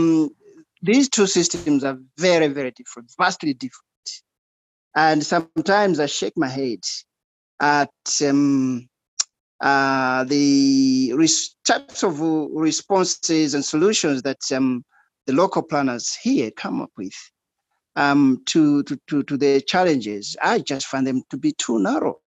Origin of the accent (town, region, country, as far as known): Malawi; moved away as an adult; also born or lived in Australia